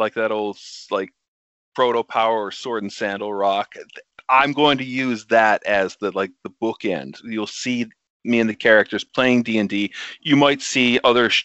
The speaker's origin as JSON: {"language": "English", "country": "Canada", "said": "as a Canadian"}